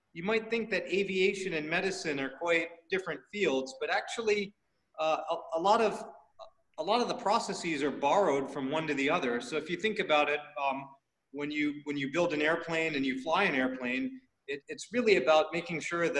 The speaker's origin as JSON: {"language": "English", "country": "United States", "tie": "born or raised there", "moved": "as an adult", "lives_now": "Thailand", "said": "I'm born and raised in the States. You can tell from my name. My origin is from Indian subcontinent, specifically South India, so Karnataka, Tamil Nadu. Okay. So I grew up in the States and then moved over to Asia"}